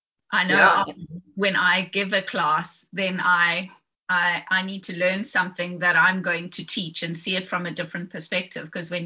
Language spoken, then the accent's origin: English; South Africa; moved away; also born or lived in Fish Hoek, Cape Town; As you can hear, I am South African